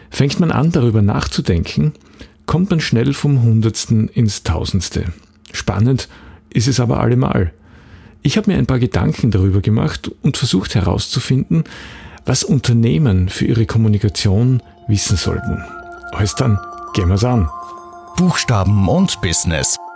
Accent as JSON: {"language": "German", "town": "Graz", "region": "Styria", "country": "Austria", "tie": "born there", "said": "Ich bin in Graz geboren und wohne immer noch in Graz."}